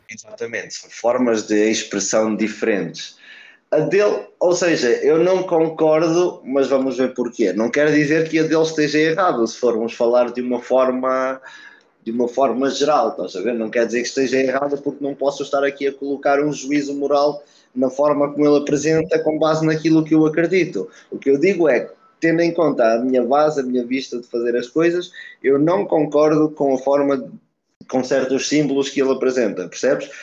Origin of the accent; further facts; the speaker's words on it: Portugal; also born or lived in Brazil; nasci no Brasil, vim para Portugal muito cedo, com dois meses